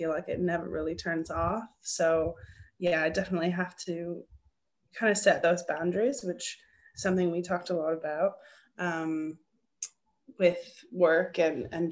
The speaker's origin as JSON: {"language": "English", "region": "Ontario", "country": "Canada", "accent": "Canadian", "moved": "as an adult", "lives_now": "Australia", "said": "I'm originally from Ontario, so it's nice to have the Canadian accent back in my life regularly."}